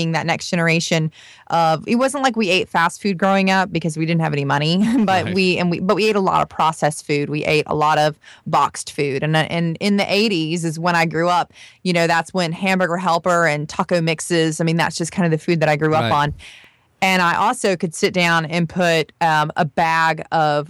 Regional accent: rural Florida, United States; I am actually from a more rural part of Florida where there's a lot of farmers, and it is really, truly the South

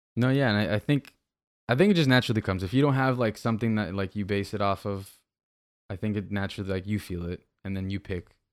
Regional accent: Miami, Florida, United States; I was born in Miami

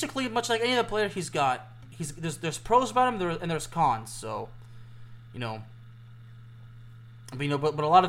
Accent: Lyon, Auvergne-Rhône-Alpes, France; being a native Lyon

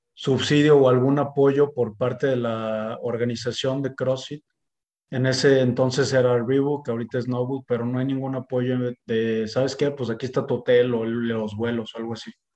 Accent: Mexico

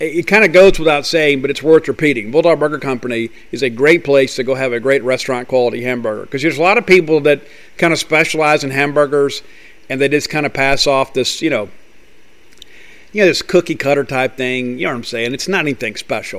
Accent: Columbia, Mississippi, United States; I lived in Columbia, Mississippi, and we had a little twin cinema there

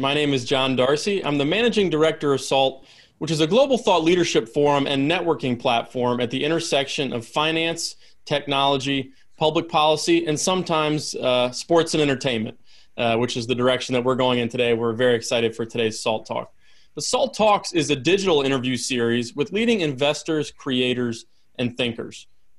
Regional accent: North Carolina, United States; in my home state of North Carolina

